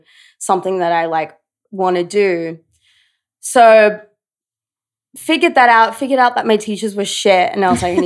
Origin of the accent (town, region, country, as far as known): Brisbane, Queensland, Australia; born or raised there; moved away as an adult; now in New York, United States